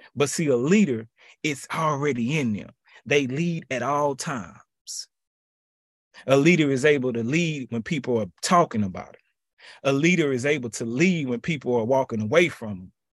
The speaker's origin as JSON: {"language": "English", "town": "Houston", "region": "Texas", "country": "United States", "tie": "born or raised there", "said": "my hometown, H-Town"}